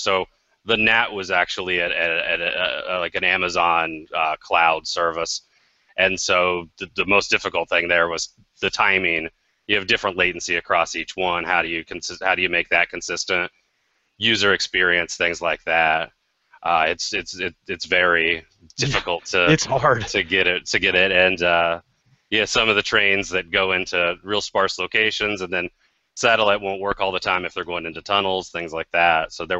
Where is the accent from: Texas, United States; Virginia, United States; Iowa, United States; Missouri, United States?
Iowa, United States; Grew up one state from you guys over in Iowa.